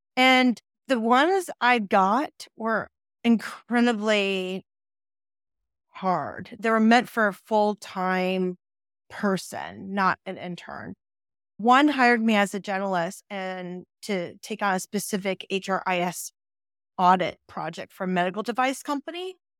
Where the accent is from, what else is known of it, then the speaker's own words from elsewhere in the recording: Silicon Valley, California, United States; born and raised in Silicon Valley